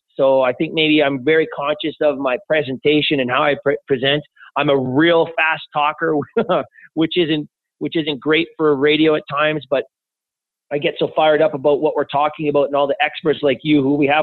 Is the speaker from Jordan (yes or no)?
no; Edmonton, Alberta, Canada; also born or lived in Toronto; my hometown of Edmonton